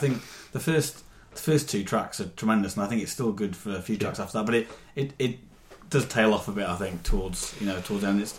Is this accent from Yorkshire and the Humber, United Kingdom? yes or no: no; Newcastle upon Tyne, North East England, United Kingdom; my hometown of Newcastle